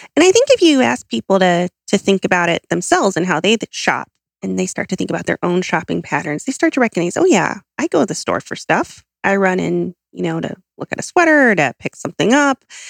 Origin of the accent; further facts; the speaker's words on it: Southern California, United States; I'm from Southern California